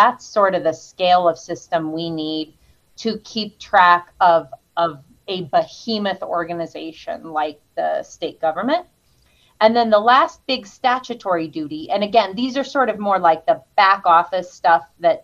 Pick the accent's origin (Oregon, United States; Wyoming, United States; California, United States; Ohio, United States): Wyoming, United States; Riverton; There's hirings and layoffs and a few moves, but primarily from Riverton